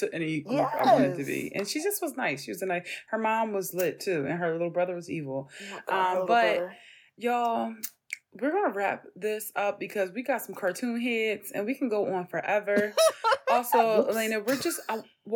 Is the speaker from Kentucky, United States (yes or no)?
no; Philadelphia, Pennsylvania, United States; growing up in North Philly